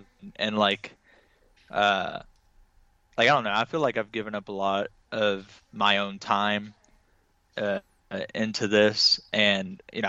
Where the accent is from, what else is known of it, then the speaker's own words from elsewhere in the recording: Little Rock, Arkansas, United States; I'm originally from Arkansas, like Little Rock, Arkansas.